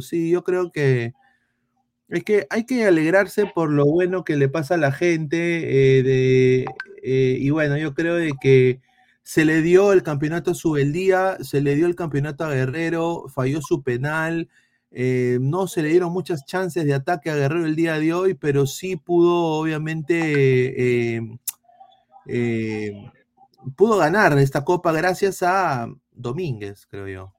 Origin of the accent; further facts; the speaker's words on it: Peru; yo como peruano, yo como periodista internacional